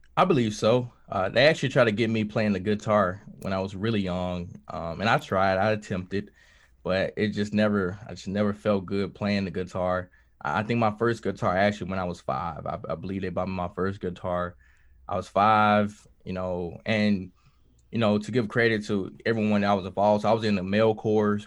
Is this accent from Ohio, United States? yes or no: no; Kilmichael, Mississippi, United States; I grew up in Kilmichael, Mississippi